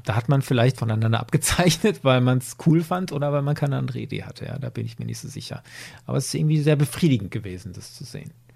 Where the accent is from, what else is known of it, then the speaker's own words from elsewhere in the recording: Germany; bei uns in Deutschland